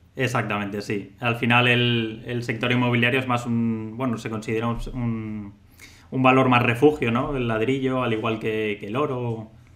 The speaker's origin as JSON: {"language": "Spanish", "town": "Valencia", "region": "Valencian Community", "country": "Spain", "said": "Los dos somos, somos de Valencia"}